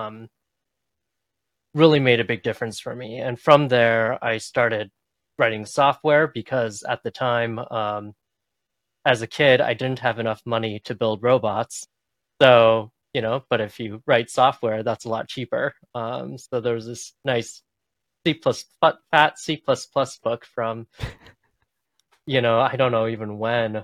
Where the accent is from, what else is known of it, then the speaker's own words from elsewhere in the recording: Boston, Massachusetts, United States; I grew up in the Boston area and I'm still here